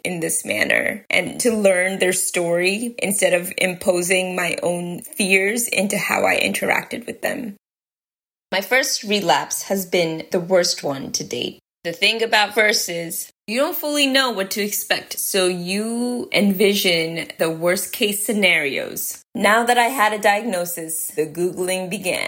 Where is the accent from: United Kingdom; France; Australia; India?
India; moved away; I grew up in India, which is closer to the equator